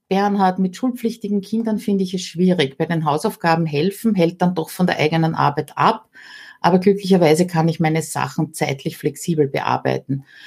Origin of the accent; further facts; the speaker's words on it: Austria; bei uns in Österreich